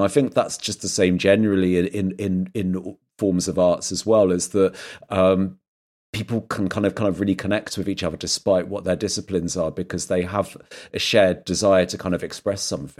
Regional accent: South West England, United Kingdom; would be growing up in Dorset

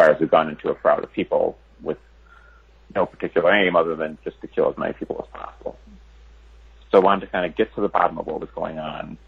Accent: Chicago, Illinois, United States; my hometown in Chicago

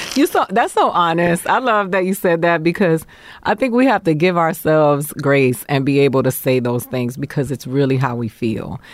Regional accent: Miami, Florida, United States; moved away as an adult; also born or lived in Boston, Massachusetts / New York; I grew up in Miami, Florida

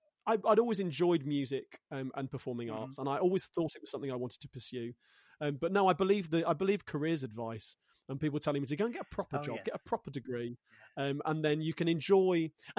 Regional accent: Coventry, West Midlands, United Kingdom; now in London, United Kingdom; Born and raised in Coventry in the Midlands, which is very odd because I'm not northern enough to be a northerner and I'm not southern enough to be a southerner. So I would say I'm a Midlander.

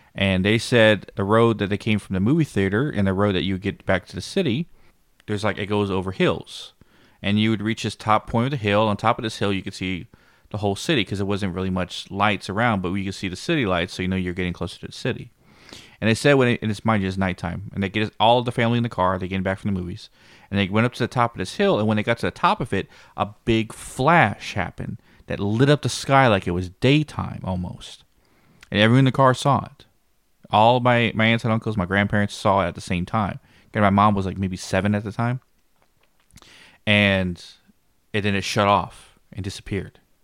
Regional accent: Blanco, Texas, United States; this is my hometown, Blanco, the same town that the ranch is

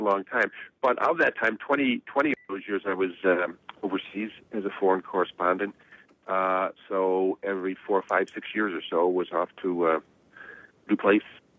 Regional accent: United States; also born or lived in South Africa / West Germany; my perspective as an American

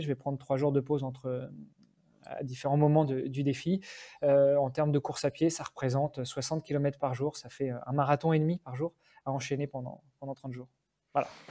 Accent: France; moved away as an adult; now in Luxembourg; même si j'habite Luxembourg depuis 15 ans, je suis français, je suis d'origine même franco-italienne

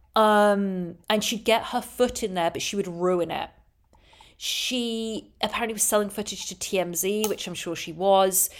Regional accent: England, United Kingdom; moved away; I'm English

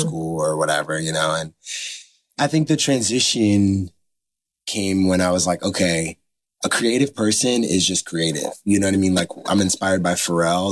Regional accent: United States; also born or lived in Los Angeles; now in Nashville, United States; I'm from the East Coast. Shout out to New Jersey slash New York.

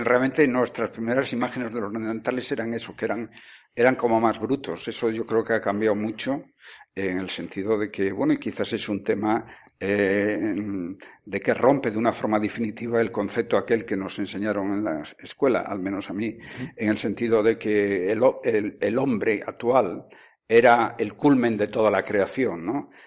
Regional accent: Vigo, Galicia, Spain; now in Tenerife, Spain; Yo nací en Vigo, crecí allí, pero yo soy canario.

